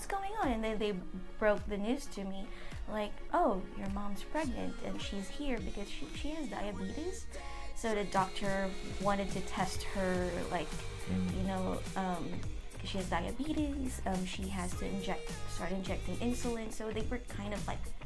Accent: Pasay, Metro Manila, Philippines; I was born in the Philippines

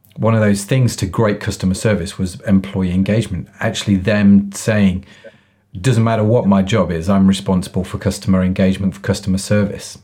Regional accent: England, United Kingdom; being English

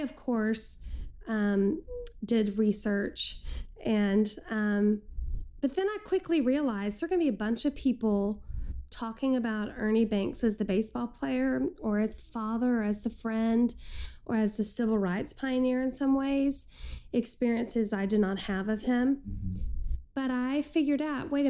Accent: Texas, United States; moved away as an adult; now in Chicago, United States; I'm a Texan

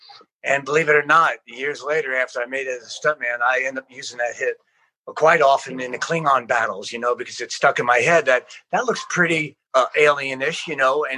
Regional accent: South Plainfield, New Jersey, United States; moved away as an adult; also born or lived in California; typical family in New Jersey, South Plainfield.

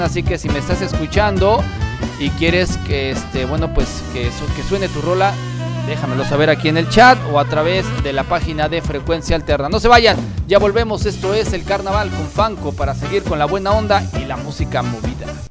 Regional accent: Mexico; aquellos que somos mexicanos

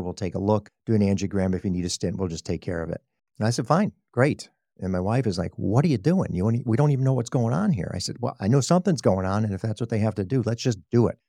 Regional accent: Chicago, Illinois, United States; moved away as an adult; also born or lived in Texas; now in Sacramento, United States; I'm a Chicago native. I grew up in Chicago

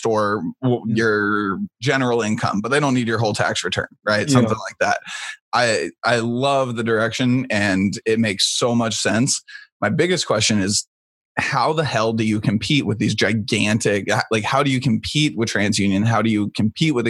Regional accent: Midwest, United States; as a Midwesterner

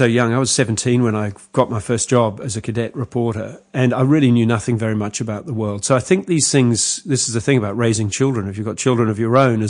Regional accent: Sri Lanka; because I was born in Sri Lanka, as it turns out, and spent early years there

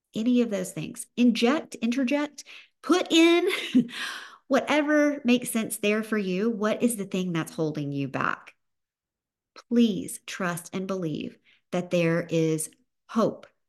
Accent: the South, Southern United States, United States; accent: Southern; my Southern accent

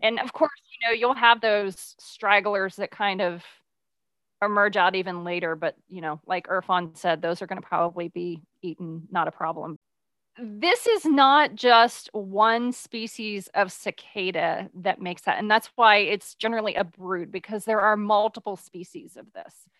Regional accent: Midwest, United States; now in Texas, United States; I grew up in the Midwest

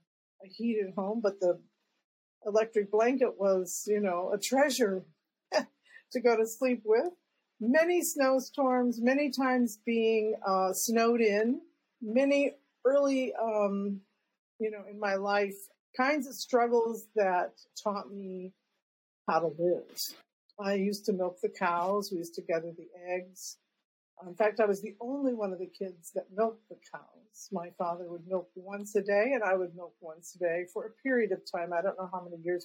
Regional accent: Claremore, Oklahoma, United States; I was born in 1953 in Oklahoma

